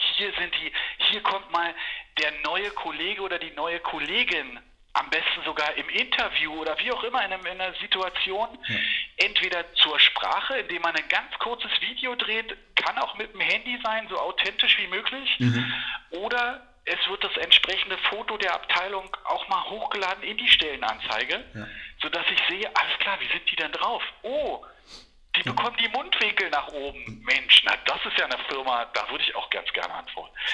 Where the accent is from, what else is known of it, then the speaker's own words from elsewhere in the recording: Berlin, Germany; Ich bin in West-Berlin groß geworden.